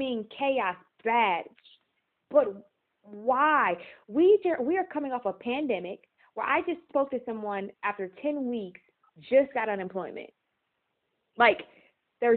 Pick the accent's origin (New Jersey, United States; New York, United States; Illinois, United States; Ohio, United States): Ohio, United States; Cleveland; I'm from Cleveland